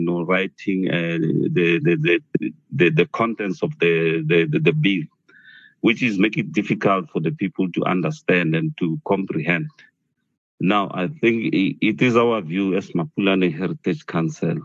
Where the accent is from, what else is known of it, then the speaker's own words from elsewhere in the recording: Mpumalanga, South Africa; I'm from Mpumalanga.